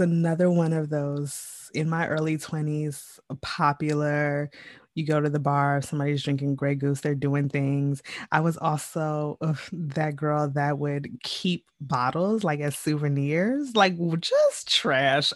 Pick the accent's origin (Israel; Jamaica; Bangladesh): Jamaica; I am Jamaican